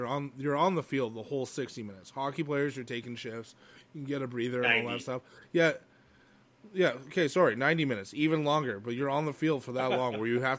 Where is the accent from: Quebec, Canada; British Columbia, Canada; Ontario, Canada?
Quebec, Canada; Montreal; where I grew up in Montreal, there's like little like completely Italian suburb areas.